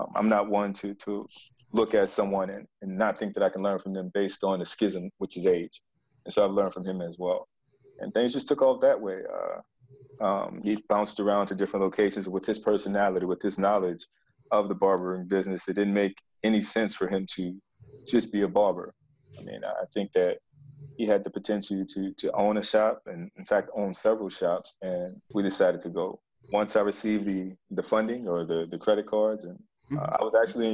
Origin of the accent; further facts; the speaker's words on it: New Orleans, Louisiana, United States; I'm from New Orleans, Louisiana.